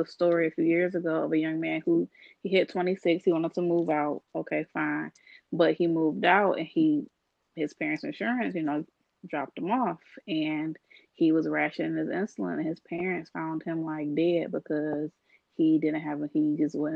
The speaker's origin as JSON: {"language": "English", "town": "Detroit", "region": "Michigan", "country": "United States", "said": "I'm from the Metro Detroit area"}